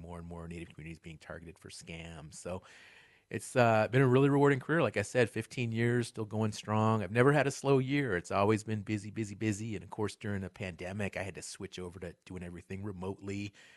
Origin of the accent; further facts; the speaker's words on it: Ann Arbor, Michigan, United States; moved away as an adult; also born or lived in Albuquerque, New Mexico / Lawrence, Kansas; now in Asheville, United States; I was actually raised, though, in the Midwest. Uh, spent most of my childhood in southeastern Michigan